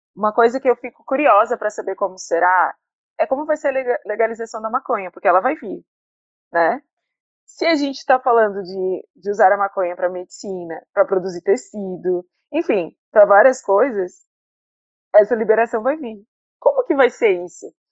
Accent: Criciúma, Santa Catarina, Brazil; moved away as an adult; now in Salvador, Brazil; eu sou do Sul, de Criciúma, uma cidade que eu tive uma escola, é, uma escola fundamental boa

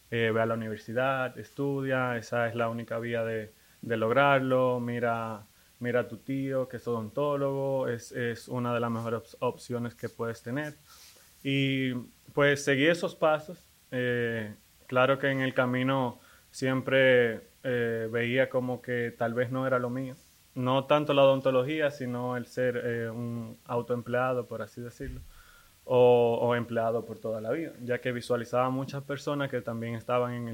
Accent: Dominican Republic; Soy, eh, soy dominicano.

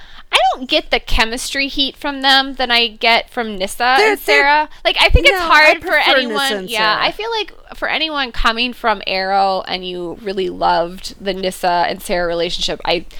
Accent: United Kingdom; Because I'm a Brit.

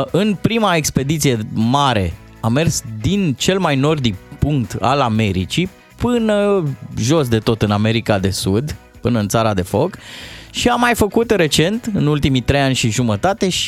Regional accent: Moldavia, Romania; probabil că, fiind moldovean, mi-era dor

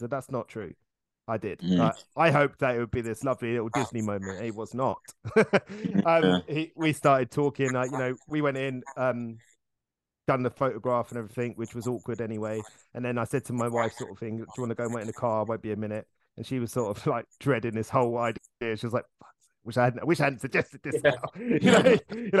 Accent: Hertfordshire, East of England, United Kingdom; we grew up in Hertfordshire.

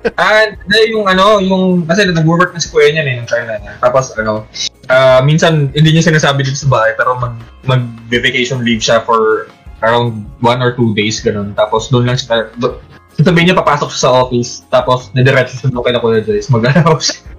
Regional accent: Valenzuela, Metro Manila, Philippines; dito sa sa amin sa ano sa Valenzuela

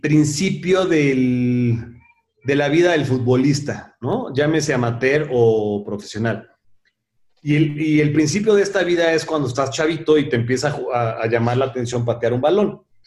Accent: Puebla, Mexico; now in Mexico City, Mexico; yo vivía en Puebla. Yo, yo nací en la Ciudad de México, pero muy chavito me fui a vivir a Puebla.

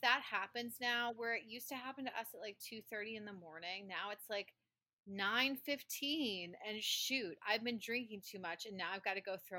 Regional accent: Alabama, United States; born there; accent: Southern; Like, I was born in Alabama, and most of my Southern accent is gone, but not my kind of word pronunciation of, like, it is definitely caramel.

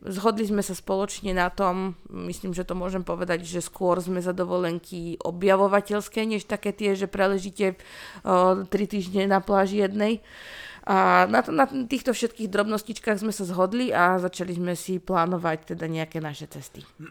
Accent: Rajecká Lesná, Žilina Region, Slovakia; pochádzam z Rajeckej lesnej a že Rajecké teplice sú pár kilometrov odtiaľ

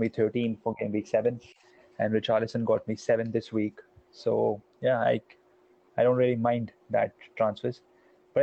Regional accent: India; I am basically from India

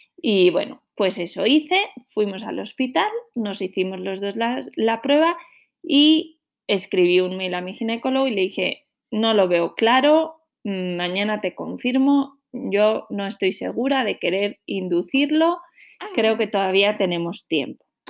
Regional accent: Santander, Cantabria, Spain; moved away; Yo soy de Santander, que es una ciudad pequeñita en la costa norte de España

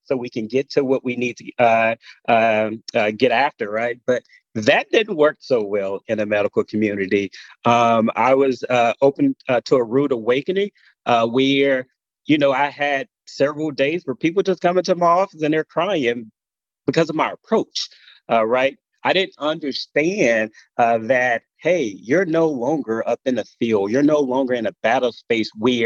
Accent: Gulfport, Mississippi, United States; moved away as an adult; I'm originally from Gulfport, Mississippi.

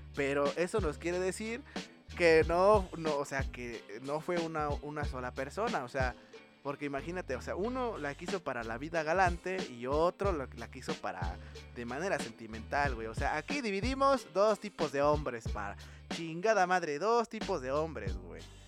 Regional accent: Mexico

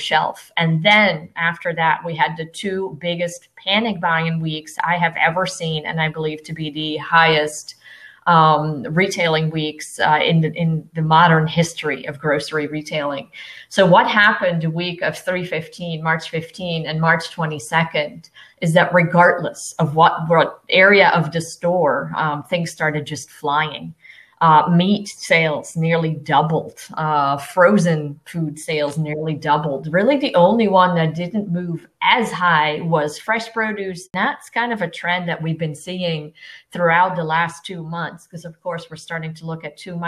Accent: Netherlands; now in Lakeland, United States; originally, I am from the Netherlands, and my family still lives there.

